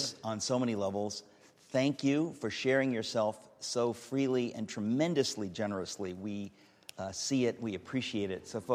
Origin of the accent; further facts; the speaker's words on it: United States; I'm an American